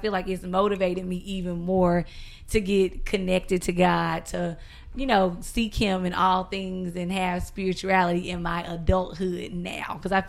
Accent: South Carolina, United States; South Carolina.

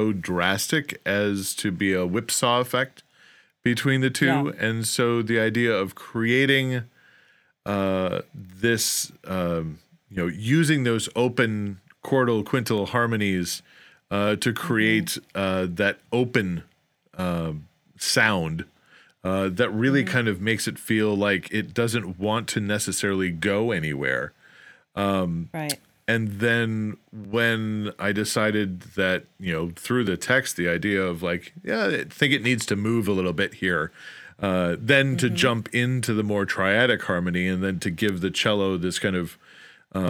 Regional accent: outside of Chicago, Illinois, United States; I grew up outside of Chicago

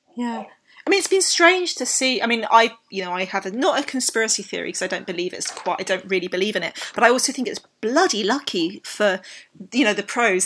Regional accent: United Kingdom; I'm British

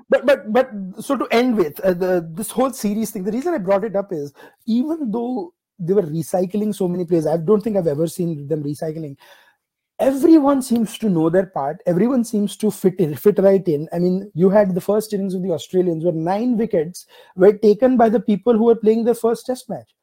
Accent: Ahmedabad, Gujarat, India; my hometown of Ahmedabad

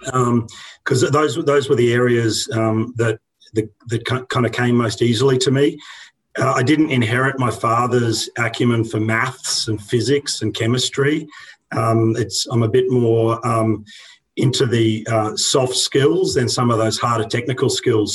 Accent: Brisbane, Queensland, Australia; born or raised there

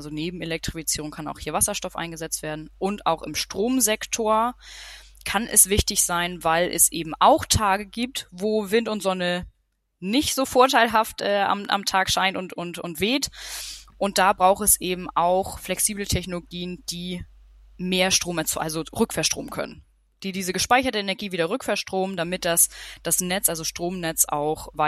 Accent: Schleswig-Holstein, Germany; also born or lived in Denmark; Ähm, ich bin aufgewachsen in Schleswig-Holstein, relativ nah an der dänischen Grenze, also in Nähe Flensburg, aber sehr ländlich. Bin da auch zu dänischen Kindergarten, dänische Schule äh, gegangen, also gehörte der dänischen Minderheit an. Hab sieben Jahre in Dänemark gewohnt.

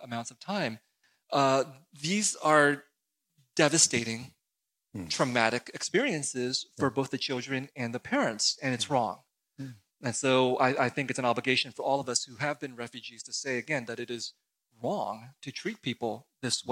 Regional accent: San Jose, California, United States; also born or lived in Saigon, Vietnam; I came as a refugee to the United States uh, in 1975, and I grew up in San Jose, California

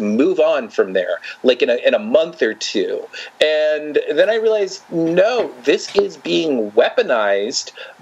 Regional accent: New York, United States; now in Florida, United States; I came from New York, came from a very open-minded

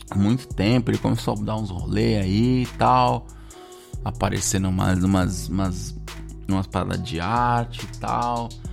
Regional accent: Brazil; moved away as an adult; eu cresci no Brasil, falo português

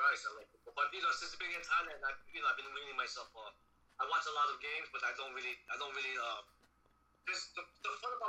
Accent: New York City, New York, United States; I grew up in Queens.

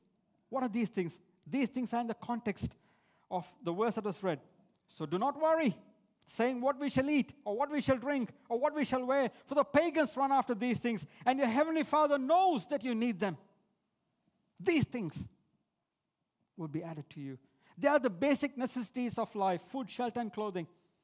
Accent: India; moved away as an adult; now in Australia; When I came from India, as an overseas student, we didn't get any benefits or HECS from the government.

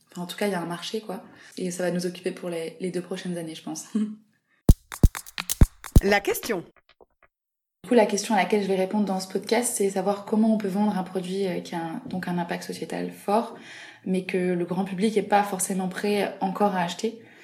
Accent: south of France, France; moved away as an adult; now in Paris, France; je viens du sud de la France

